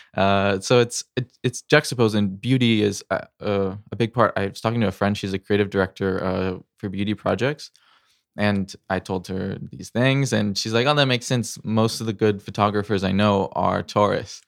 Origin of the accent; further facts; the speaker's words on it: Missouri, United States; I grew up in the Midwest, Missouri